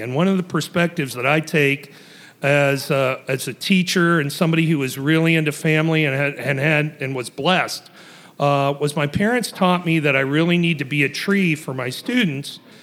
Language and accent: English; Ohio, United States; I was raised in Ohio